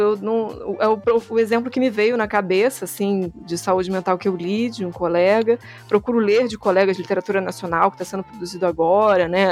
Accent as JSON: {"language": "Portuguese", "region": "Rio de Janeiro", "country": "Brazil", "said": "Sou carioca"}